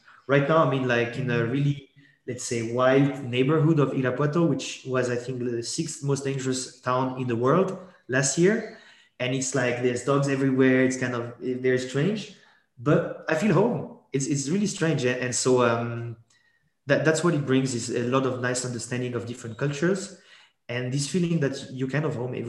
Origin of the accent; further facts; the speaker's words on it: Geneva, Switzerland; born there; first language French; English is a second language; So French is my mother tongue because I was actually born in Geneva, but my parents are French from the south of France. So French was my mother tongue.